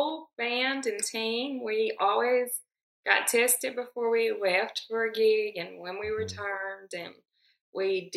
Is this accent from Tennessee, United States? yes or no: yes; Humboldt, Tennessee, United States; I'm from Humboldt.